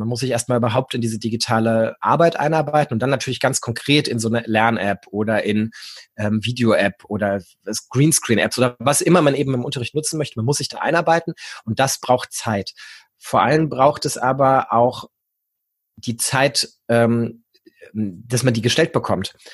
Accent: Hesse, Germany; moved away as an adult; now in Hanover, Germany; Ich komme eigentlich aus Hessen, habe in Gießen ähm, Gymnasiallehramt studiert.

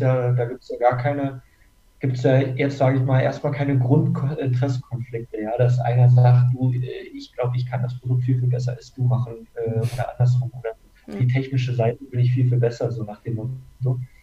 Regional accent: Berlin, Germany; moved away as an adult; now in Munich, Germany; ich komme aus Berlin eigentlich und bin zum Studieren nach München gekommen

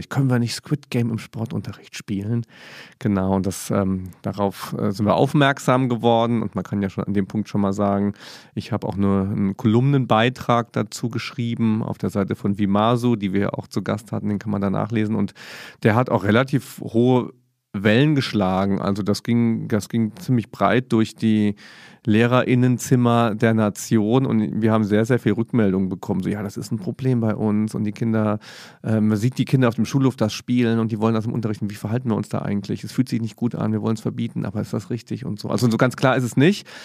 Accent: Mainz, Rhineland-Palatinate, Germany; Das ist als Mainzer auch absolut

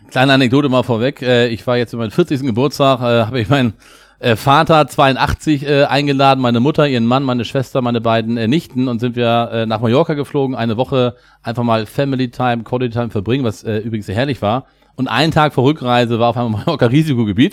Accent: Hamburg, Germany; Wir kommen beide aus Hamburg

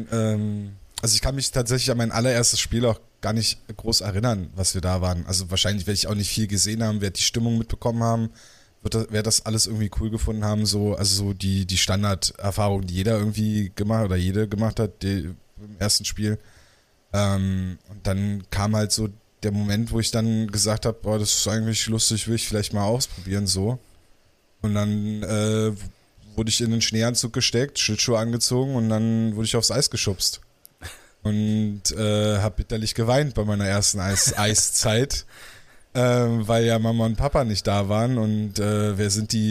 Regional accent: Falkenberg, Berlin, Germany; also ich bin hinten in Falkenberg aufgewachsen. Ähm, da so die Ecke da Richtung Coca-Cola-Werk.

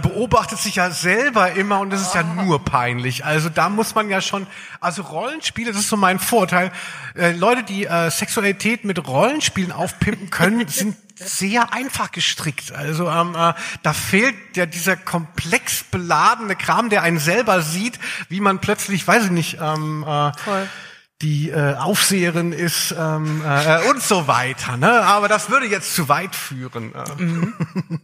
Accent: Darmstadt, Hesse, Germany; now in Cologne, Germany; als ich weggezogen bin aus Darmstadt, ja, ich komme aus Südhessen

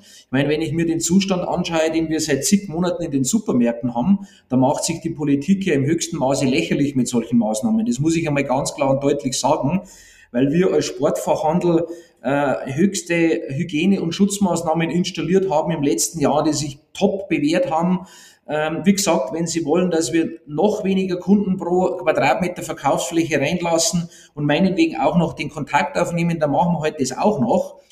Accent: Bavaria, Germany; bei uns in Bayern

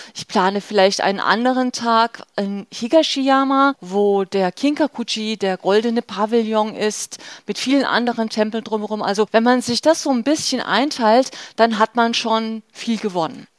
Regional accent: Germany; bei uns in Deutschland

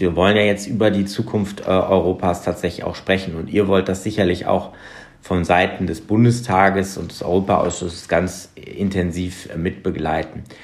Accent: Germany; als Deutsche

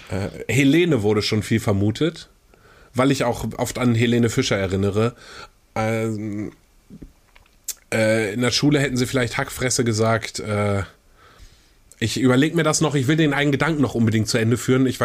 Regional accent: Kiel, Schleswig-Holstein, Germany; ich bin ja aus Kiel äh, und weißt du, wer noch aus Kiel ist?

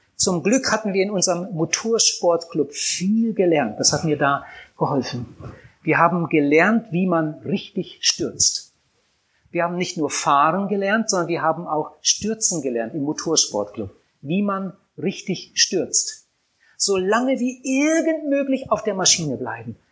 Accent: Wienhausen, Lower Saxony, Germany; Meine Kindheit habe ich verbracht auf einem Bauernhof

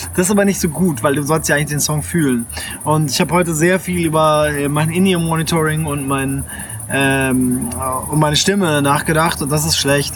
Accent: Japan; moved away; ich bin in Japan aufgewachsen

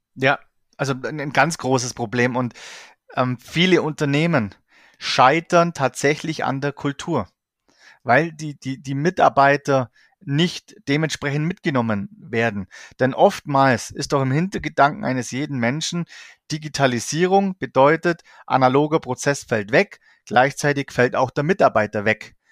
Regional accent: Allgäu, Bavaria, Germany; ich komme aus dem Allgäu

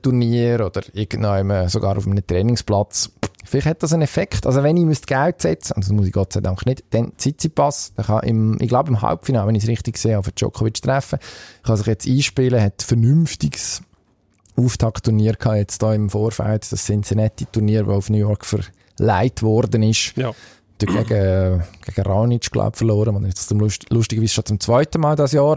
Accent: Switzerland; als Schweizer

